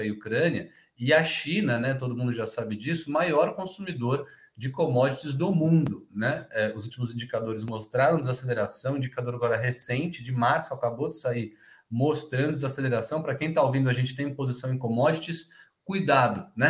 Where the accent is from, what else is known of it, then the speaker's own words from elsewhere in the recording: Rio de Janeiro, Brazil; mas eu sou do Rio, Léo.